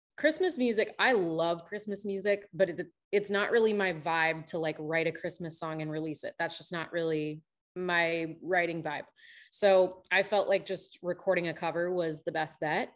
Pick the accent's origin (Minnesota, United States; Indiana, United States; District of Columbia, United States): Minnesota, United States; now in Nashville, United States; I am from the north. I'm from Minnesota.